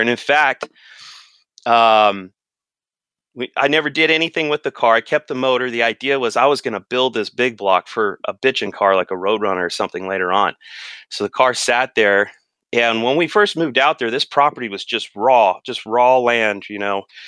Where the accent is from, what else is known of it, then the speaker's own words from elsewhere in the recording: Riverside County, California, United States; also born or lived in Los Angeles County; Just a kid, we moved from Los Angeles County out to Riverside County.